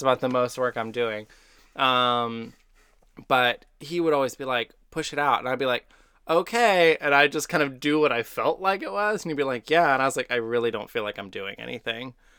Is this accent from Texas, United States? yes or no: yes; Texas, United States; I'm from Texas